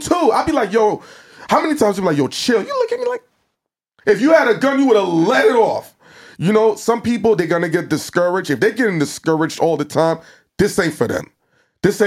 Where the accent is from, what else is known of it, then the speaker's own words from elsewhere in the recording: New York City, New York, United States; I'm from Brooklyn